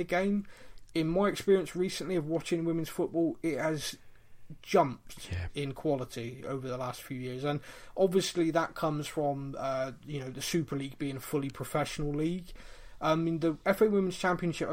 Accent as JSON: {"language": "English", "town": "Bristol", "region": "South West England", "country": "United Kingdom", "said": "I'm from Bristol."}